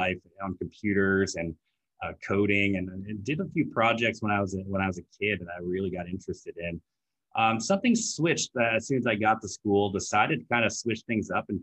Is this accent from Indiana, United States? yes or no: no; San Francisco, California, United States; also born or lived in Seattle; I grew up here in San Francisco, true unicorn